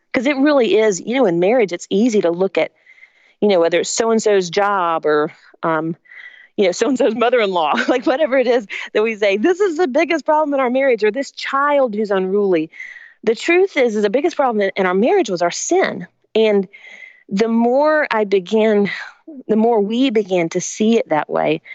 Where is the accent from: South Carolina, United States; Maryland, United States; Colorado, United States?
South Carolina, United States; Spartanburg; also born or lived in Augusta, Georgia; I was born in Augusta, Georgia, but my family moved when I was three to Spartanburg, South Carolina